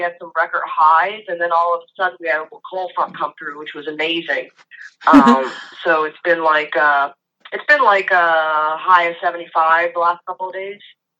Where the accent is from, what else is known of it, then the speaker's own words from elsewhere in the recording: New York, United States; I'm from New York, so I mean, I know the East Coast, cold is no joke.